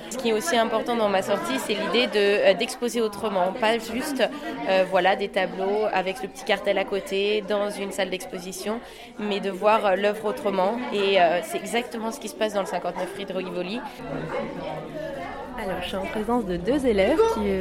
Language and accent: French; Florence, Tuscany, Italy; French is a second language; Moi, je viens d'Italie, de, Florence.